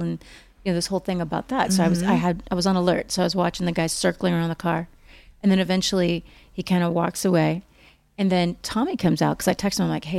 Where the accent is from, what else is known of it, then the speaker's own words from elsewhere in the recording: Oklahoma, United States; also born or lived in Missouri / Texas; I grew up there. I grew up in Oklahoma and Texas and Missouri, mainly Oklahoma, Missouri. But I did live in Texas again when I was 18, 19, 20.